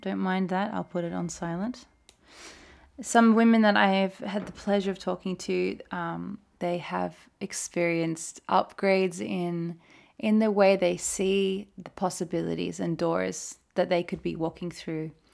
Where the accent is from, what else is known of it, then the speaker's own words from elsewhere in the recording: Australia; moved away as an adult; now in Norway; as an Australian